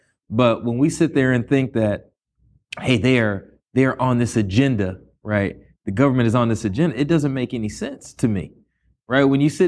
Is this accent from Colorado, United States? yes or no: no; Los Angeles, California, United States; I grew up here in L.A.